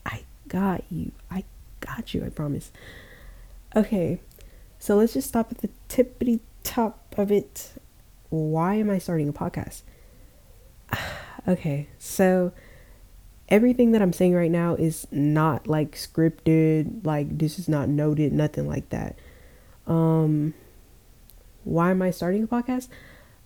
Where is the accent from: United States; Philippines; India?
United States; Georgia; I was born in Georgia